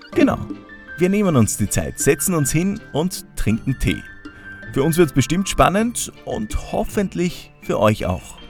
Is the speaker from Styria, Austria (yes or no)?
yes; Gratwein-Straßengel, Styria, Austria; also born or lived in Graz; ich bin dann wieder rausgezogen in, in meinen Heimatort im Norden von Graz, nach Gradweinstraß-Engel